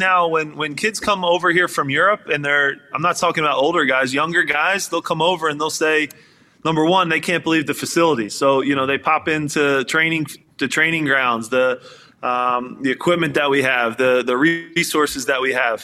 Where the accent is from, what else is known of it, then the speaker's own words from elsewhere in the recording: Philadelphia, Pennsylvania, United States; growing up in Philly